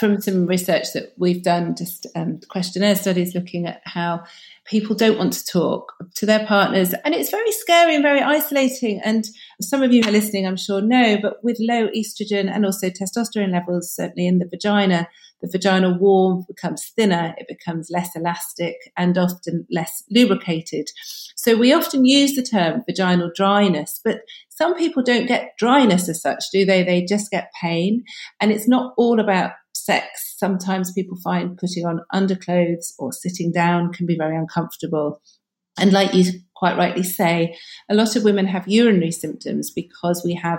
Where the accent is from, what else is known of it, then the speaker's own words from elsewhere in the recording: United Kingdom; because being very British, people don't like talking about sex, do they?